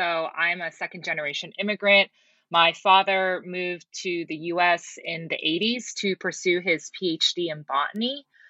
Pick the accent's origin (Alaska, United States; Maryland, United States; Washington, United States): Alaska, United States; born there; And then I was born in Alaska. I like to consider myself the freedom child because of the one child policy law in China